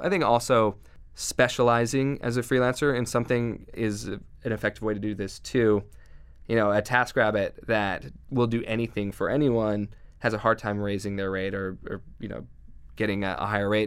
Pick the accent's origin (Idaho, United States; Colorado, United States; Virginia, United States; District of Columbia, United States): Idaho, United States; Southeast; I grew up in Southeast Idaho where there was not a whole lot of internet